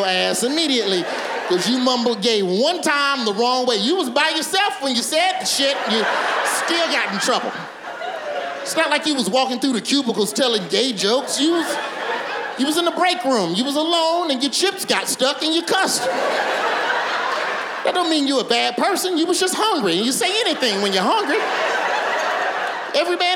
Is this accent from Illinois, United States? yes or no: no; Birmingham, Alabama, United States; I'm from Birmingham